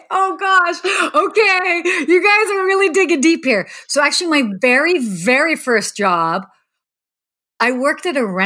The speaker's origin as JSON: {"language": "English", "country": "United States", "tie": "born or raised there", "said": "being like a young young teenage girl I'd, and growing up in the States, you kind of look at celebrities"}